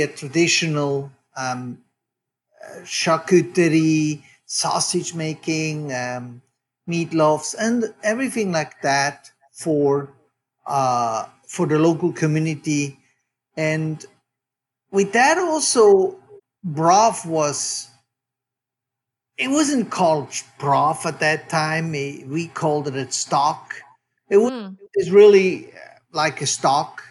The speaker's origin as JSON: {"language": "English", "country": "Switzerland", "tie": "born or raised there", "moved": "yes", "lives_now": "Oakland, United States", "said": "As you can hear from my accent, I am from Switzerland. I'm a third generation butcher. I grew up, just to give listeners a little bit of a perspective where I actually grew up in Switzerland"}